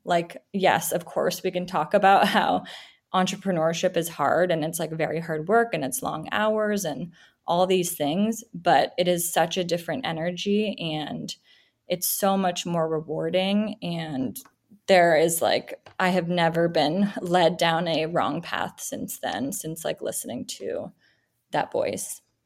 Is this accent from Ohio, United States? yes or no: no; Silicon Valley, California, United States; I grew up in the Silicon Valley